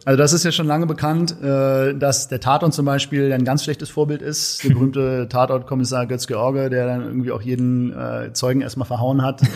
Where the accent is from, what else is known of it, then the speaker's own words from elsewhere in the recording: Berlin, Germany; als Berliner Junge